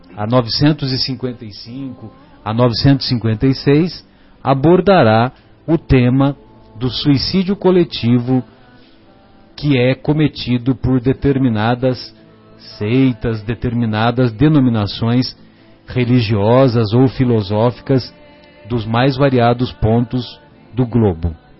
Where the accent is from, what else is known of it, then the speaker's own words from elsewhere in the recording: São José do Rio Pardo, São Paulo, Brazil; lá na, na minha cidade, né, São José do Rio Pardo